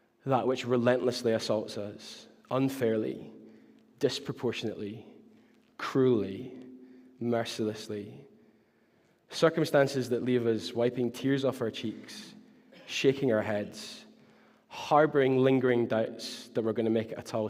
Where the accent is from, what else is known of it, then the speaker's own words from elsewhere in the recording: Glasgow, Scotland, United Kingdom; I was from Glasgow